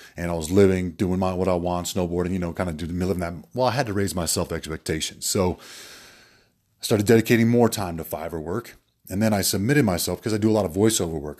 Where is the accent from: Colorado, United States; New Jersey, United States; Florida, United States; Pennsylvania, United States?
Colorado, United States; Denver; moved away as an adult; also born or lived in Atlanta; I'm originally from Denver here